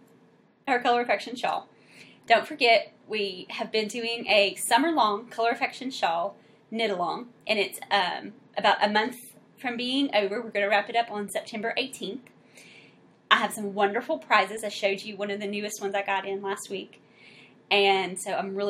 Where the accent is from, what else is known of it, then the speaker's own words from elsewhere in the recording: South Louisiana, United States; we're actually from South Louisiana